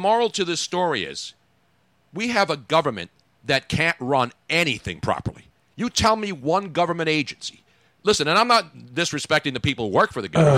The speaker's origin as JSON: {"language": "English", "town": "Philadelphia", "region": "Pennsylvania", "country": "United States", "tie": "born or raised there", "said": "I grew up here"}